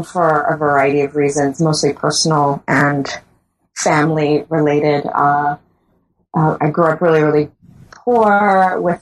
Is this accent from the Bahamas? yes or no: yes; Bahamas; moved away as an adult; also born or lived in St. Augustine, Trinidad and Tobago; now in Trinidad and Tobago; I am born and raised in the Bahamas